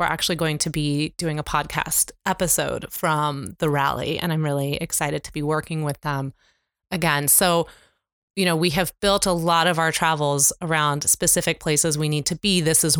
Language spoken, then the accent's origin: English; Kansas City, Missouri, United States; are you from the Midwest? I said, well, how did you know? I'm from Kansas City.